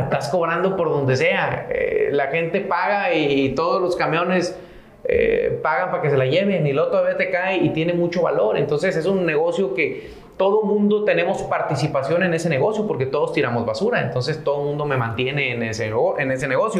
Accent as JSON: {"language": "Spanish", "town": "Santiago", "region": "Nuevo León", "country": "Mexico", "said": "soy de la Sierra de Santiago, Nuevo León"}